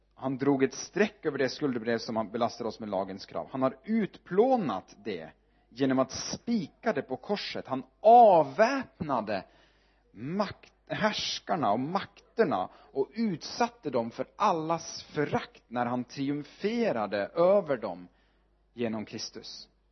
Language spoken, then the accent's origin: Swedish; Northern Norway, Norway; Swedish is a second language; moved away as an adult; also born or lived in Sweden; now in Örebro, Sweden; jag är född uppe i Nordnorge